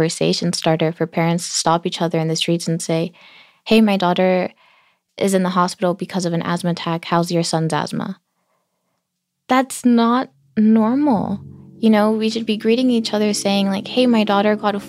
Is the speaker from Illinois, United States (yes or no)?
no; Los Angeles, California, United States; I grew up in South Los Angeles in this beautiful, vibrant community in between Staples Center